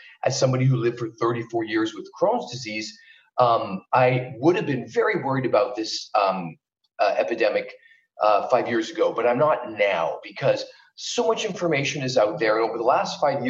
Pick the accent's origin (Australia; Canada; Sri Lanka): Canada; moved away as an adult; also born or lived in Vancouver, British Columbia, Canada; now in Los Angeles, United States; I'm originally from Canada, and that's where I practiced for the first 10 years of my life. I was in Vancouver, British Columbia